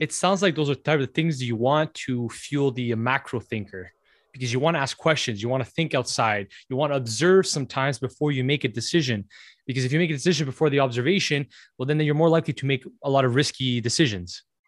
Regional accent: Canada; being a Canadian

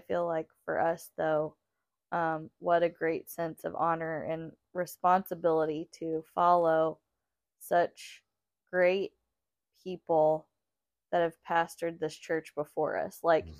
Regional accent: St. Joseph, United States; I grew up in St. Joseph, you know, for myself.

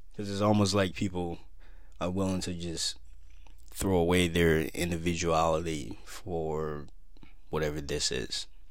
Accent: Minnesota, United States; Minnesota, my home state

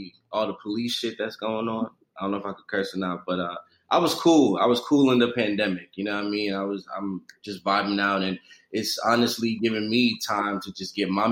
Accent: New York City, New York, United States; I'm from New York City. You know, I'm from Brooklyn, New York

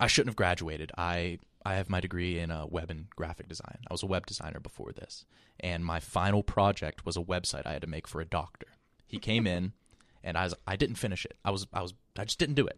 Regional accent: West Virginia, United States; also born or lived in Columbus, Ohio; now in New York, United States; I'm from, like, a really small town in West Virginia

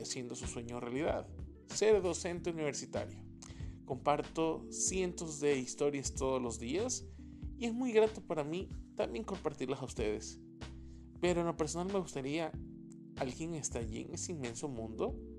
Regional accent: Ecuador; soy un ecuatoriano de 30 años

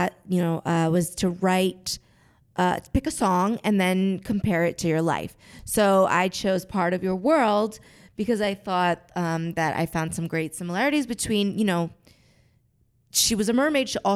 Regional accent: Jersey Shore, New Jersey, United States; I grew up on the Jersey Shore

